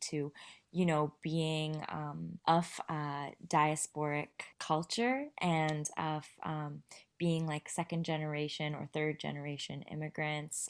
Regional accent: Vancouver, British Columbia, Canada; also born or lived in India; I was born in India, raised in Vancouver

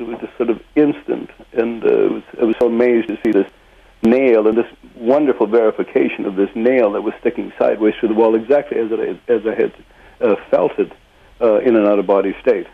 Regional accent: Saskatchewan, Canada; now in Port Alberni, Canada; I was born in Saskatchewan

